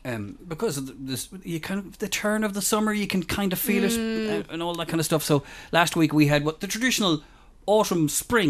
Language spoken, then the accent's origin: English; Mayo, Connacht, Ireland; we're both from Mayo.